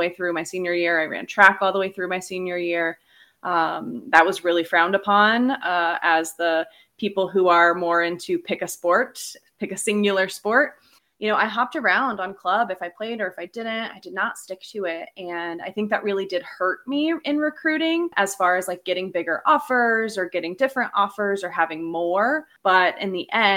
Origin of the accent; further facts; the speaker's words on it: Indiana, United States; I'm from Indiana.